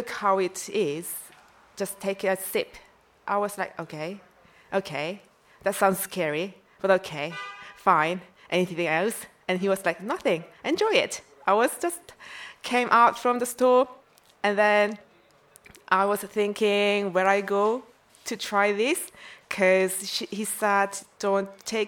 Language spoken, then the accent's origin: English; South Korea; English is a second language; moved away as an adult; also born or lived in Vancouver; I'm from South Korea.